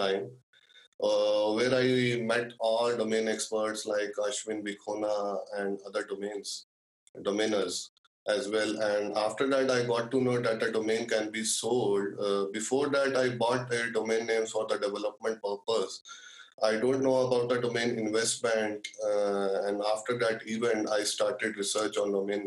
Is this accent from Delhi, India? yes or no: yes; New Delhi, Delhi, India; I am from New Delhi City, the capital of India.